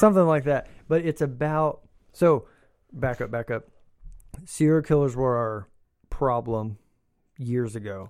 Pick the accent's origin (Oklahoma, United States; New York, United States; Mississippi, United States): Oklahoma, United States; we grew up in Oklahoma